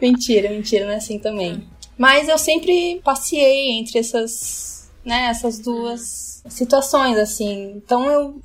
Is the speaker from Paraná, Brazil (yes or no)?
yes; Curitiba, Paraná, Brazil; moved away as an adult; also born or lived in India / Italy / Netherlands; now in São Paulo, Brazil; Sou de Curitiba, naturalmente, mas agora estou em São Paulo